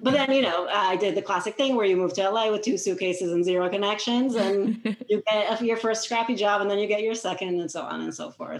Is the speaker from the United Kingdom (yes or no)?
no; Israel; now in United States; I'm originally from Israel